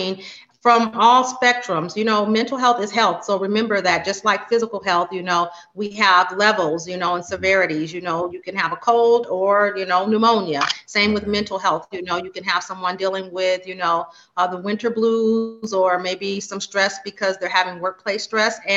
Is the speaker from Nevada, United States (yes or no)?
yes; Las Vegas, Nevada, United States; I reside and was born and raised in Las Vegas, Nevada